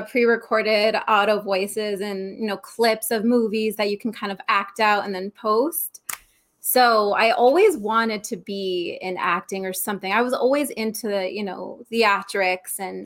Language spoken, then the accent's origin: English; Arizona, United States; also born or lived in New York; I moved out to Arizona when I was about 9. So been out here forever